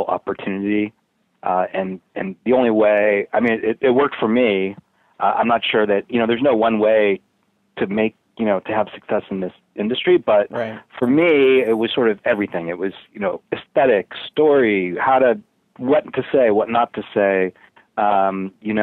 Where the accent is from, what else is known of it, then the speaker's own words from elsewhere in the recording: Boston, Massachusetts, United States; moved away as an adult; I grew up in Boston